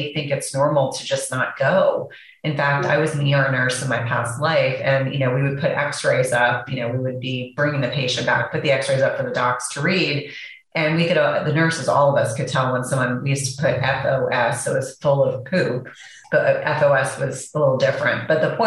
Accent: New Jersey, United States; I know we grew up in the same area of New Jersey

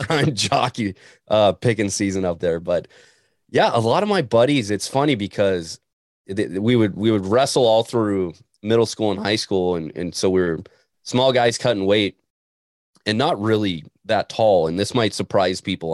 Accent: Montana, United States; moved away; a kid from Montana

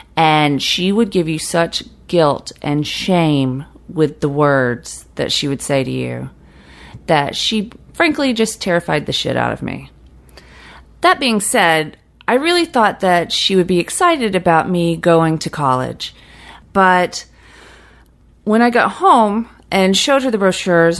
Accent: Fitzgerald, Georgia, United States; As a kid growing up in South Georgia

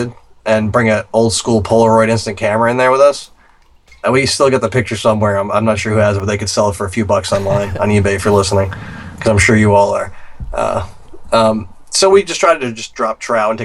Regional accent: Massachusetts, United States; now in Vermont, United States; I'm from Mass. So I'm a Mass hole to begin

